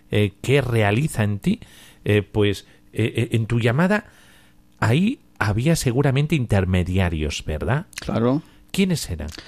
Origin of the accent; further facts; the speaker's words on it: Nicaragua; Eh, de Nicaragua.